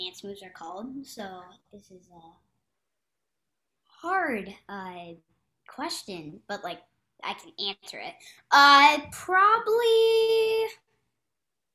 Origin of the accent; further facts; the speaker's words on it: Philadelphia, Pennsylvania, United States; now in California, United States; I'm in California right now, but I'm actually from Philadelphia.